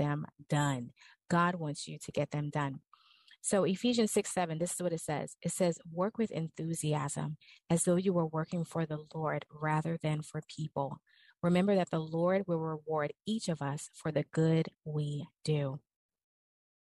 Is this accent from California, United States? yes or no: no; New Orleans, Louisiana, United States; I'm from New Orleans